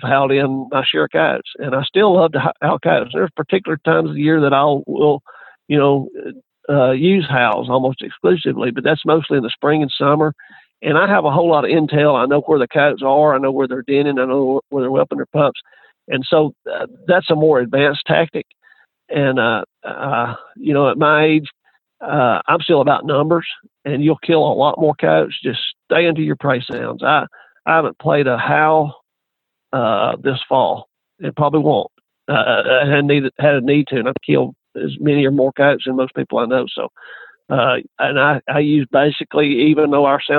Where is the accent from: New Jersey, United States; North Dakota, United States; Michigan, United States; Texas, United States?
Texas, United States; I grew up here in Texas